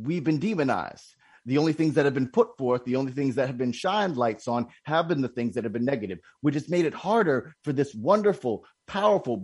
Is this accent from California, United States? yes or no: no; Philadelphia, Pennsylvania, United States; I was born in Philly